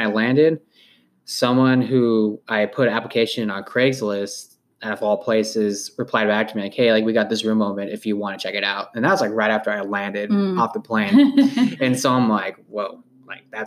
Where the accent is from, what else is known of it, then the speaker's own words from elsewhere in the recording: California, United States; moved away as an adult; also born or lived in Los Angeles; now in Kansas City, United States; I grew up with in California